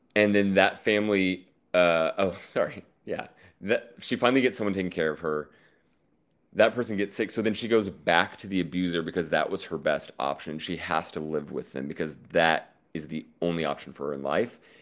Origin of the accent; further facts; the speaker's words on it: Oklahoma, United States; now in New York, United States; I'm from Oklahoma